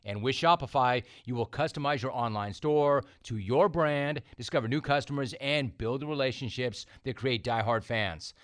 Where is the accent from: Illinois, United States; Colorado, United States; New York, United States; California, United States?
California, United States; Los Angeles; I, I grew up in Los Angeles